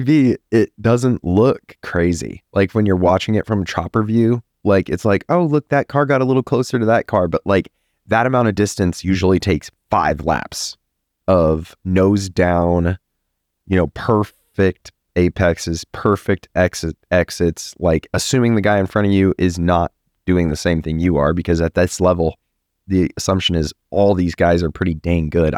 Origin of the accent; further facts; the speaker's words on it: Texas, United States; I'm a Texan